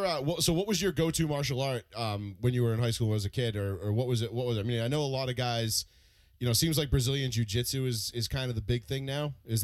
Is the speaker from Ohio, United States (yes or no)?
no; Dartmouth, Massachusetts, United States; Paul and I were Dartmouth kids